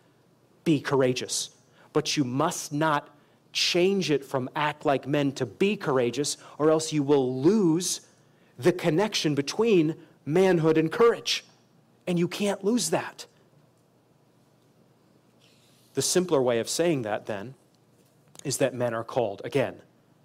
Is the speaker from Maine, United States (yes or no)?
yes; Maine, United States; now in Kansas City, United States; I'm from Maine